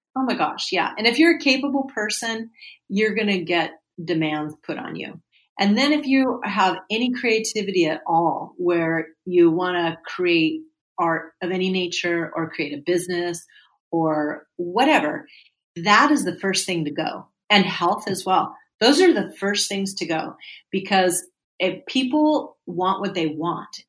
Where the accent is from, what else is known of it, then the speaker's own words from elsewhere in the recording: California, United States; I am a native Californian of the United States. I was born and raised in California